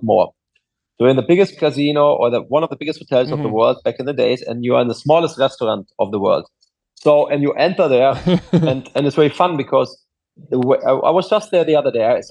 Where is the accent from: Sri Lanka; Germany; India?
Germany; English is a second language; moved away as an adult; also born or lived in Bel Air, Los Angeles; now in Los Angeles, United States; I'm German, as I said. I grew up there